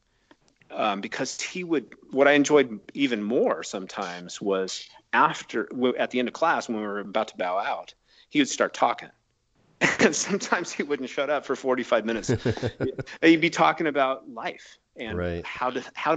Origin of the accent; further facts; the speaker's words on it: Reno, Nevada, United States; I grew up in Reno, Nevada, and I grew up as an athlete